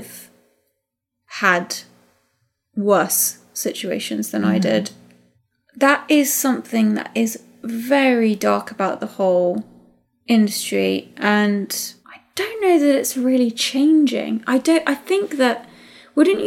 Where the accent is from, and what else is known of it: United Kingdom